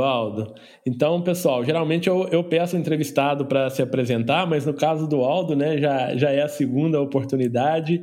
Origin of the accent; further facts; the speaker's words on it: Rio de Janeiro, Brazil; eu do Rio de Janeiro